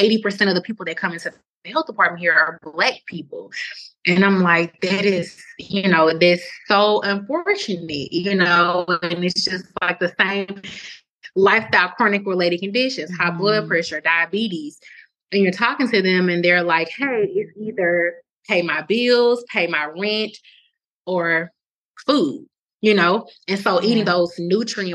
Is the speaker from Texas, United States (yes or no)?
no; Mobile, Alabama, United States; moved away as an adult; also born or lived in St. Joseph, Missouri; I'm from Alabama, Mobile